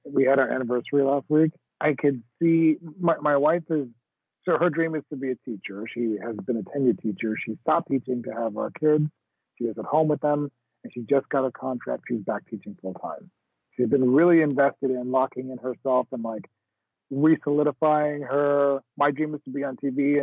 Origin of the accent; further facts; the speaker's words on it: Jamaica; I'm Jamaican